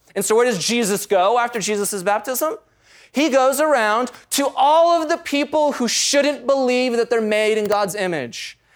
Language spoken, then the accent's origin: English; United States; we grew up in the United States of America in the 20th and 21st century